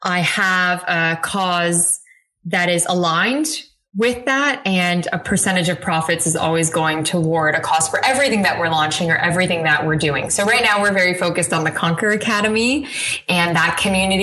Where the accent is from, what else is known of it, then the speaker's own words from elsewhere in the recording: Canada; I'm Canadian